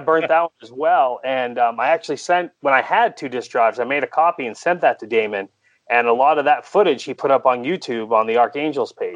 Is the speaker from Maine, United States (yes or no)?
yes; Maine, United States; I grew up in Maine